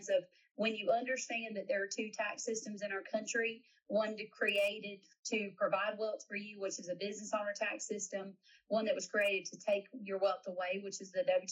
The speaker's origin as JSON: {"language": "English", "region": "South Carolina", "country": "United States", "said": "I am from South Carolina"}